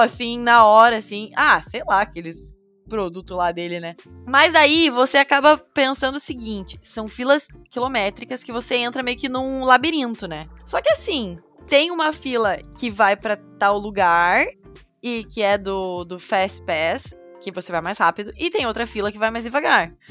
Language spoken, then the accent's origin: Portuguese; Brazil; now in United States